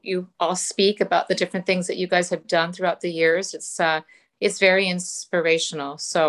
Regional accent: Canada; now in Cleveland, United States; I live in Cleveland. I've been here for 30 years. Originally, I'm from Canada.

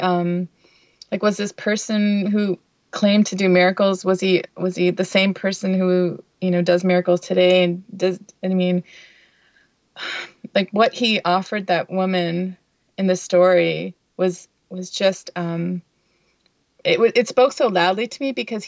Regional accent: Windsor, Ontario, Canada; also born or lived in Chicago / Long Island, New York; now in New York, United States; where I grew up in Windsor, Ontario, was very diverse

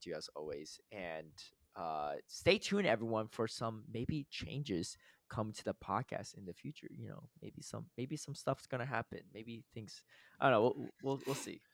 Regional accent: Connecticut, United States; moved away; I grew up in Connecticut

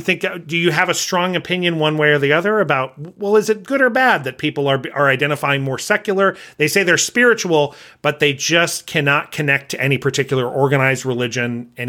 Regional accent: California, United States; So I came from Southern California where religion wasn't, I mean, you talked about religion, but a lot of people were not, if you were church going, it just wasn't a big deal.

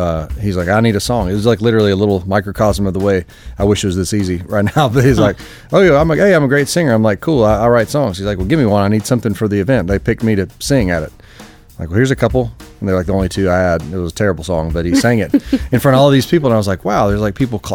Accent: Kentucky, United States; moved away as an adult; also born or lived in Nashville, Tennessee; I'm from Kentucky, really close, about 3.5 hours from the school

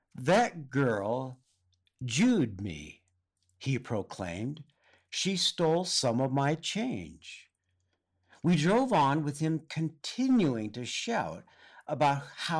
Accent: California, United States; I grew up in Southern California, but both of my parents grew up on the East Coast.

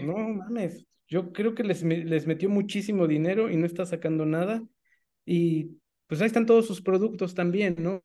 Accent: Mexico; como mexicanos

